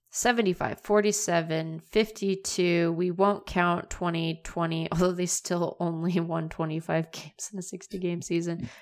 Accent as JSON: {"language": "English", "town": "Seattle", "region": "Washington", "country": "United States", "tie": "born or raised there", "said": "I grew up in Seattle."}